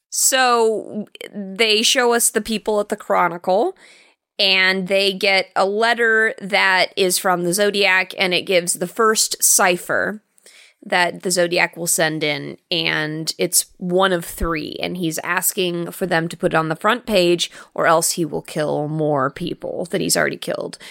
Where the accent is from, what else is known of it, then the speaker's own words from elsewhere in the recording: England, United Kingdom; being an English person